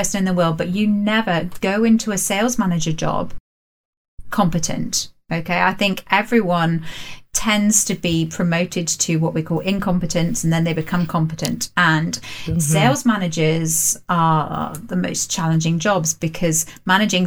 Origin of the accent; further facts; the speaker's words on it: England, United Kingdom; us English people